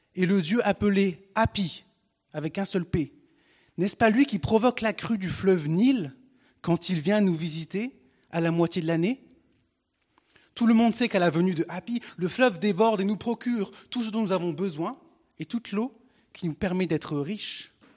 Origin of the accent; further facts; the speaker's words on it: Picardy, Hauts-de-France, France; Et je suis français. Je suis né en Picardie, un bon franchouillard, avec euh, né de parents français